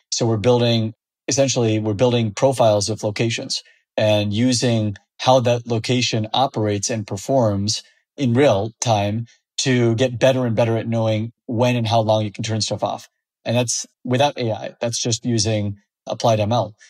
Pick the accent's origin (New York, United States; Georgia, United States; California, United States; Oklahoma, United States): California, United States; Fresno; I grew up in the Central Valley of California in an ag town called Fresno